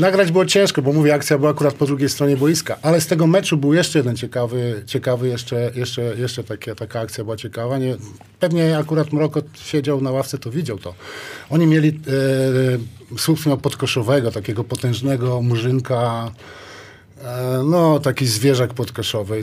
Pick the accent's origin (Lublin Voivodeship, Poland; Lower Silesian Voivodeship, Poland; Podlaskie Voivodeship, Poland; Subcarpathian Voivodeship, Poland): Podlaskie Voivodeship, Poland; Białystok; ja z Białego Stoku trafiłem do, do koszykówki